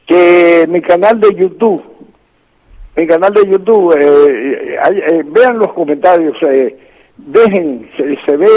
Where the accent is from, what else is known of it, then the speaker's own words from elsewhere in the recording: Loma de la Avispa, Santiago de Cuba, Cuba; born there; Sí, nací en la Loma de la Avispa. Bueno, aquello eh, cerca a, unos 5 kilómetros, 4 o 5 kilómetros, y, a lo mejor un poquito más Podría ser, de un pueblecito que se llama Songo.